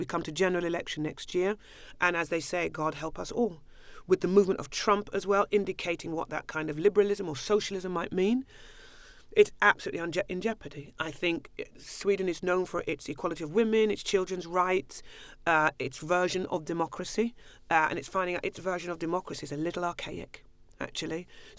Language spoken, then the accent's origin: English; London, United Kingdom; I love it. I'm a Londoner. Always will be. Always am.